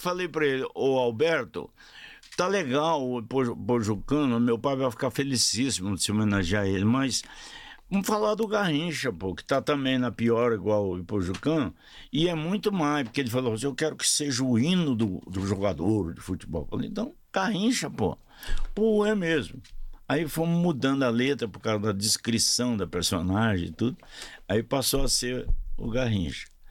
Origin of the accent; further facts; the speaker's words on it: Ituiutaba, Minas Gerais, Brazil; moved away; also born or lived in Uberlândia; eu sou de Tuiutaba, em Minas